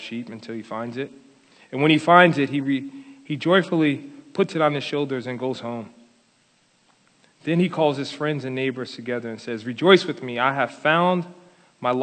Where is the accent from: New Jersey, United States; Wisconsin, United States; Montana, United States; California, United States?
New Jersey, United States; Paterson; I was born and raised in Paterson, New Jersey, in the projects on the 13th floor in a broken home